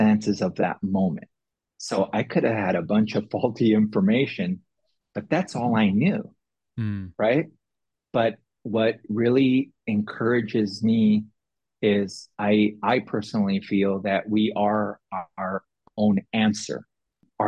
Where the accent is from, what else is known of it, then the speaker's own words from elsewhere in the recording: San Diego, California, United States; I grew up in South San Diego in the projects